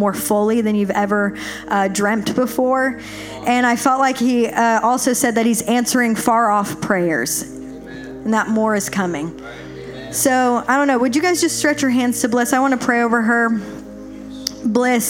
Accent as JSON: {"language": "English", "town": "Nashville", "region": "Tennessee", "country": "United States", "said": "I'm from Nashville, a bit bigger city"}